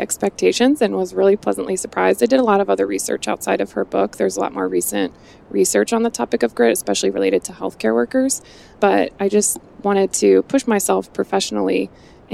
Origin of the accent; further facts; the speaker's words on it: Cleveland, Ohio, United States; also born or lived in Pittsburgh; now in Columbus, United States; I live in Columbus, Ohio. I'm originally from Cleveland